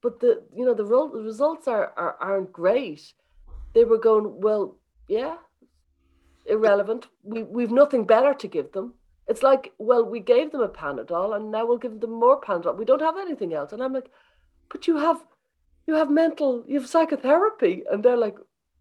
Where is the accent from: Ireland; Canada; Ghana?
Ireland; Dublin, Leinster; Dublin, I'm from Dublin